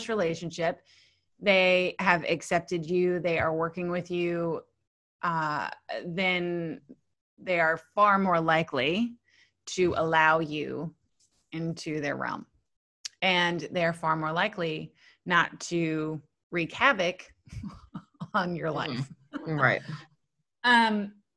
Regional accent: the South, United States; moved away as an adult; now in Australia; I'm from the South

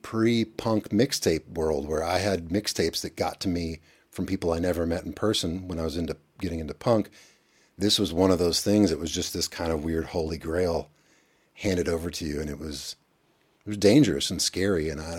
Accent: Elizabethtown, Kentucky, United States; also born or lived in Lexington; I was born in Lexington. Evan and I were born in Lexington, which is an hour east. And then when I was 8, we moved to a small town called Elizabethtown.

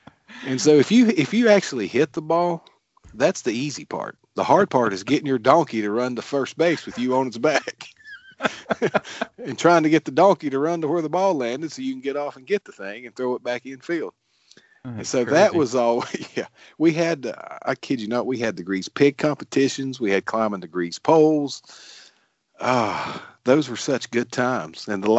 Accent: Glade Spring, Virginia, United States; We grew up in Glade Spring, Virginia, very small town.

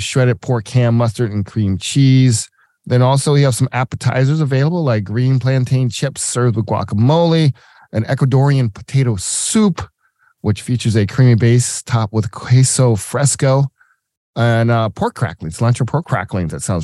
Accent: the South, United States; now in Milwaukee, United States; I'm a Southerner, true and true

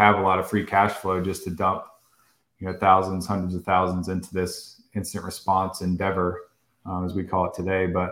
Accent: Virginia Beach, Virginia, United States; moved away as an adult; now in New York, United States; grew up on the Little Creek base, moved off the base, went to Independence Middle, Shelton Park Elementary over there, Princess Anne High School

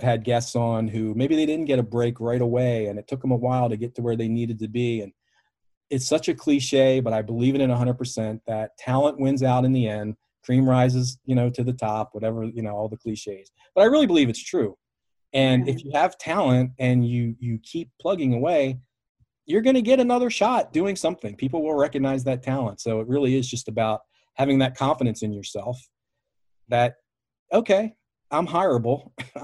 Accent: Baltimore, Maryland, United States; I'm from Baltimore.

